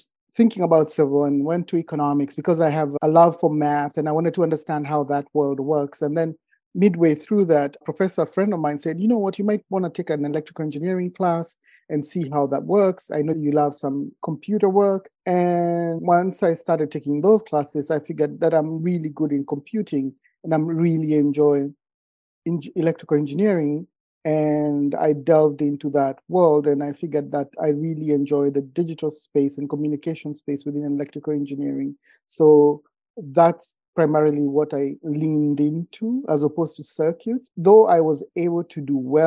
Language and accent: English; Kenya; moved away as an adult; also born or lived in California / Oregon; now in United States; I am originally from Kenya. I've been around the world and I moved to the States for school